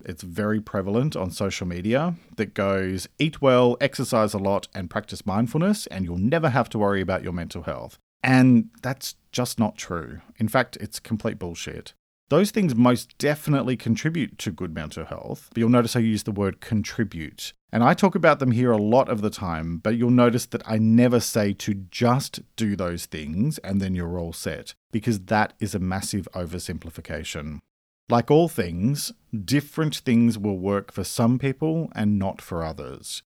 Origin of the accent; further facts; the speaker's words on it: Australia; I'm an Australian writer and speaker